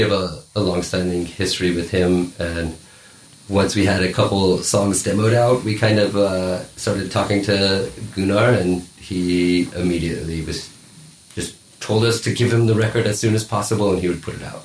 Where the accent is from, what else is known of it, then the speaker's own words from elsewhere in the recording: Colorado, United States; now in Munich, Germany; I'm from Colorado in America